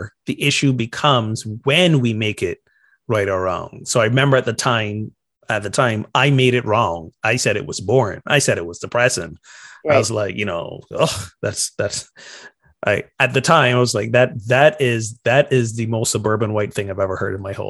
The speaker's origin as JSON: {"language": "English", "country": "Barbados", "lives_now": "United States", "said": "Meanwhile, I'm from Barbados, and this is now in the U.S. At that time, it was like the third place in the U.S. I'm living."}